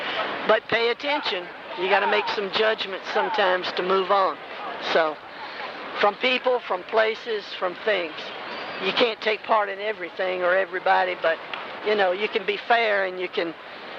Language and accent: English; Nashville, Tennessee, United States; now in New York, United States; Nashville, Tennessee.